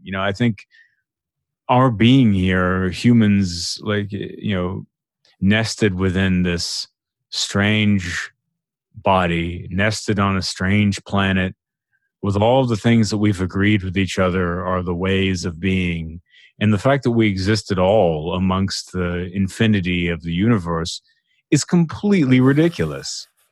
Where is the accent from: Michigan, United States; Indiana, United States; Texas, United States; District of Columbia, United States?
Texas, United States; growing up in Texas